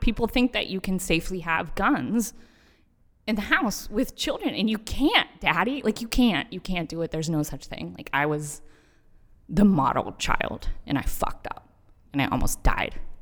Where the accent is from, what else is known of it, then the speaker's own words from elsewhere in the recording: Texas, United States; moved away; I grew up in Texas